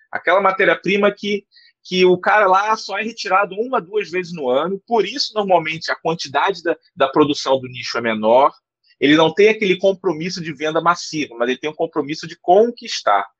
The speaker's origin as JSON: {"language": "Portuguese", "region": "Rio de Janeiro", "country": "Brazil", "said": "eu sou do Rio de Janeiro"}